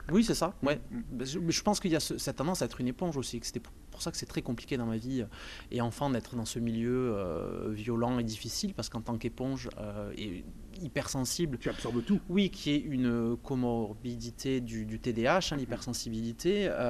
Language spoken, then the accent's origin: French; Montpellier, Occitania, France; je suis de Montpellier, je suis né à Montpellier